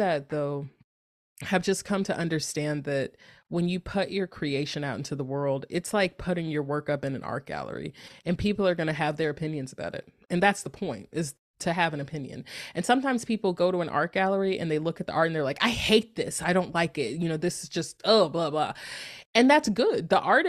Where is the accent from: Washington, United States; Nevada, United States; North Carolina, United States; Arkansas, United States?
North Carolina, United States; moved away as an adult; now in Northern California, United States; I'm from North Carolina, and it's like very much like I lived in North Carolina for a very long time